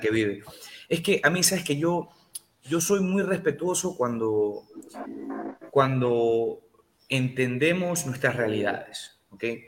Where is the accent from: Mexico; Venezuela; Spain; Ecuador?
Ecuador